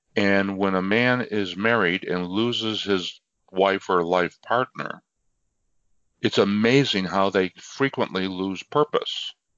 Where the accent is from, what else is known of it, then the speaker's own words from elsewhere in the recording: near Niagara Falls, Western New York, United States; I am a uh, native of Western New York, very close to Niagara Falls.